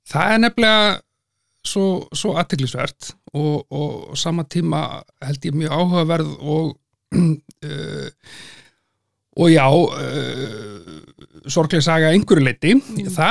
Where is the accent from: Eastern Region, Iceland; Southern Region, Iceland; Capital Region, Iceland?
Southern Region, Iceland; Selfoss, then Hveragerði; moved away as an adult; now in Reykjavík, Iceland; fættur á e, Selfossi, okay. bjóð þar framan af, e, síðan í hveragerði, þannig að sunnlendingur, mm. en hef búið í Reykjavík síðan 2010.